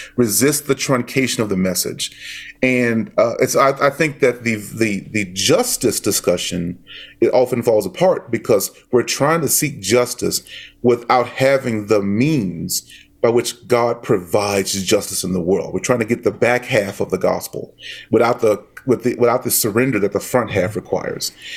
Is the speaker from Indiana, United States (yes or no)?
no; Dallas, Texas, United States; moved away; I am from Dallas, born and raised in Dallas